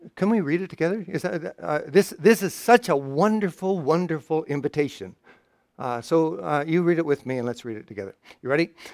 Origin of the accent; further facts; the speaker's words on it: Canada; I'm, I'm from Canada